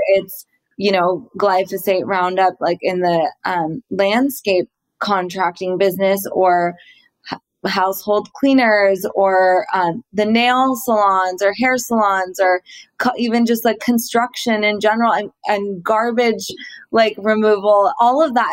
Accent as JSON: {"language": "English", "town": "Laguna Beach", "region": "California", "country": "United States", "tie": "born or raised there", "said": "I grew up in Laguna"}